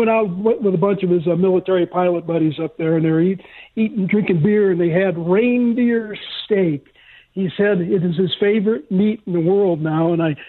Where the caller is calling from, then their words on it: Payson, Arizona, United States; Hey, up in Payson.